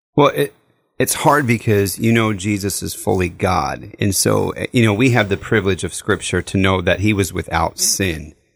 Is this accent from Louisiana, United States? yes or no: no; Southern California, United States; growing up in Southern California, we lived in the desert